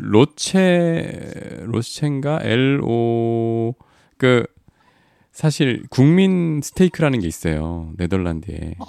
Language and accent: Korean; South Korea; 한국에서 왔다 그랬